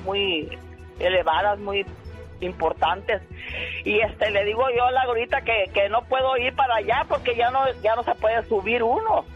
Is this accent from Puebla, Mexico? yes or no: no; Culiacán, Sinaloa, Mexico; nací yo en Culiacán en 1934.